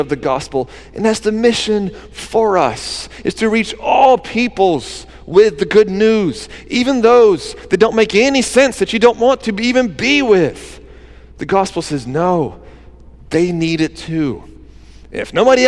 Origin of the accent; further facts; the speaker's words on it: Georgia, United States; now in Wilmington, United States; my hometown in Georgia